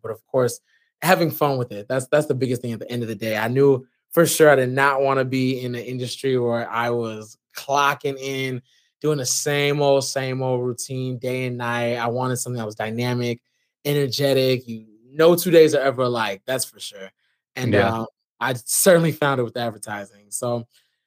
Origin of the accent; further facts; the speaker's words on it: Maywood, Illinois, United States; born and raised in Maywood, Illinois, a little suburb outside Chicago